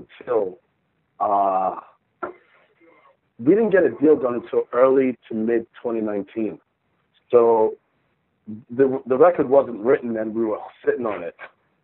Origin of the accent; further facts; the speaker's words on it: Minnesota, United States; I'm from Minnesota